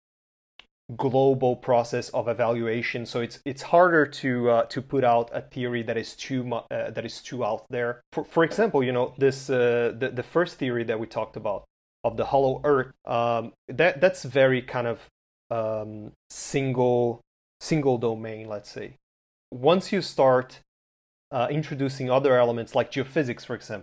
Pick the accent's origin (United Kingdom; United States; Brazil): Brazil; I'm from Brazil